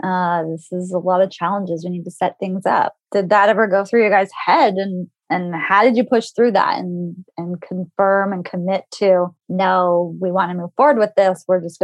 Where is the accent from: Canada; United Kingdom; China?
Canada; And I'm Canadian. I'm based in Toronto right now.